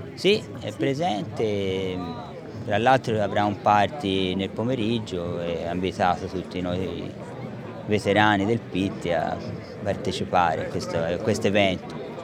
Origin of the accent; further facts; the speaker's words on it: Florence, Tuscany, Italy; mi associano al PIT perché sono di Firenze